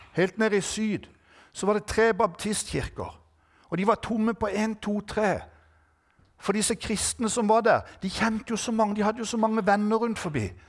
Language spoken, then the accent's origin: Norwegian; Norway; jeg er norsk